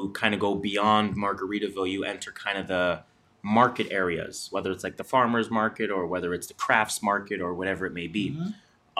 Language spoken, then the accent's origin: English; Toronto, Ontario, Canada; I'm Jamaican, I'm also from Toronto